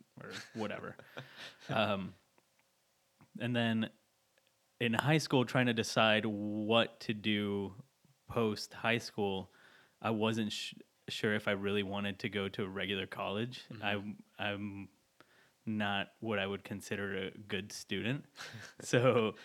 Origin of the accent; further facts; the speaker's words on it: San Antonio, Texas, United States; moved away as an adult; also born or lived in Austin, Texas; now in Fort Worth, United States; I grew up in San Antonio, most recently came from Austin